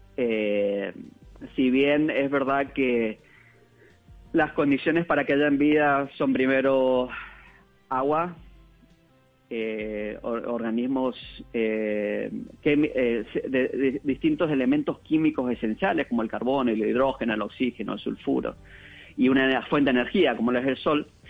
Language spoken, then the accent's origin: Spanish; Mendoza, Argentina; moved away as an adult; also born or lived in Germany; now in United States; Yo soy mendocino de Argentina